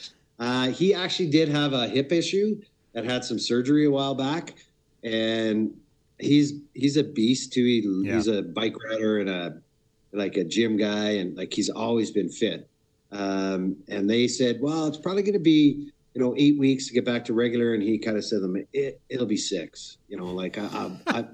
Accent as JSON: {"language": "English", "town": "Brampton", "region": "Ontario", "country": "Canada", "tie": "born or raised there", "also_born_or_lived": "Peterborough, Ontario", "said": "I was born in Peterborough, but I spent most of my youth and teen era in Brampton, Ontario"}